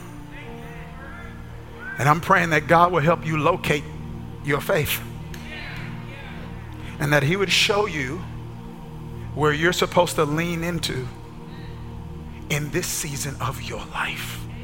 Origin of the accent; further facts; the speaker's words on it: Kilmichael, Mississippi, United States; where I grew up in Kilmichael, Mississippi